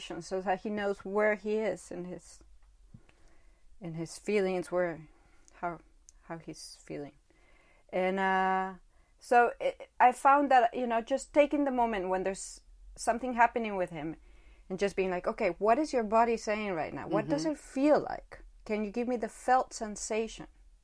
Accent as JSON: {"language": "English", "country": "Guatemala", "tie": "born or raised there", "also_born_or_lived": "Northern California", "moved": "yes", "lives_now": "Czech Republic", "said": "I came from where I grew up in Guatemala."}